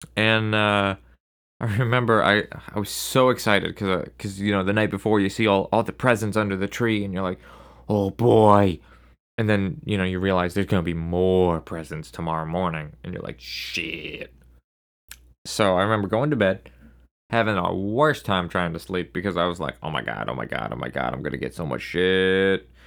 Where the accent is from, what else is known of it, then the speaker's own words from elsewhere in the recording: Maine, United States; my home state of Maine